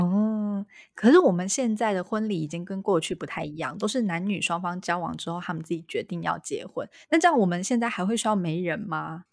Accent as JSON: {"language": "Chinese", "region": "central Taiwan", "country": "Taiwan", "said": "因为我是中部人"}